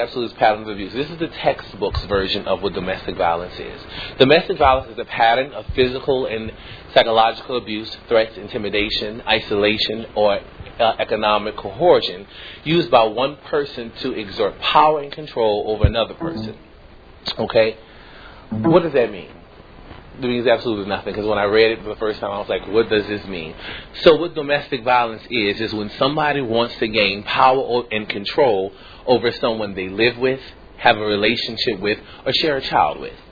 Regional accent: New Orleans, Louisiana, United States; moved away; I'm actually from New Orleans, Louisiana.

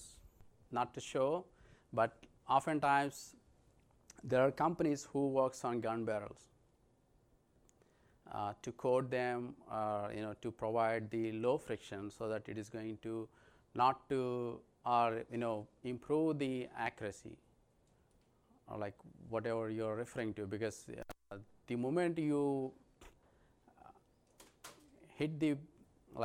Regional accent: India; moved away as an adult; I'm from India

